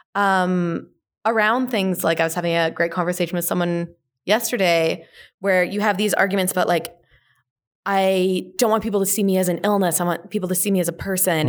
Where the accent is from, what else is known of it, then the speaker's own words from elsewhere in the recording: Whitecourt, Alberta, Canada; I grew up in a very small town in Northern Alberta, um, so a little town called Whitecourt